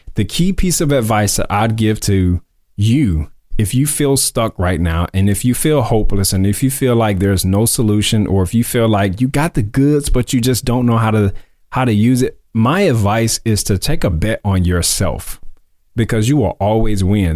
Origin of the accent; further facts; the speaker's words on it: Mississippi, United States; moved away as an adult; also born or lived in Columbus, Mississippi / Tupelo, Mississippi; now in Dallas, United States; I was born in Mississippi. I'm originally from Mississippi, from the Sip. Um, and I was born in Columbus. I moved to Tupelo, Mississippi when I was in middle school.